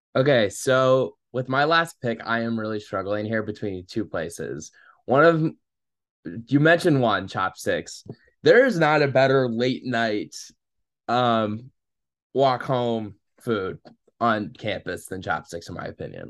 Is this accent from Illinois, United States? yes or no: yes; Saint Louis area, Illinois, United States; I'm from the Saint Louis area